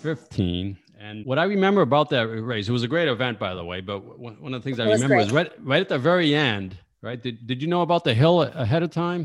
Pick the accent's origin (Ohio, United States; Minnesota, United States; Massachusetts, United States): Massachusetts, United States; Saugus; I grew up in Saugus, which is right outside of Boston